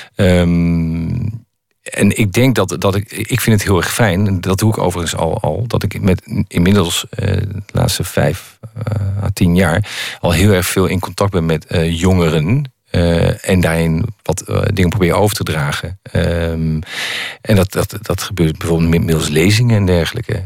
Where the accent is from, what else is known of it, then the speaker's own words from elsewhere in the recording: Netherlands; als Nederlander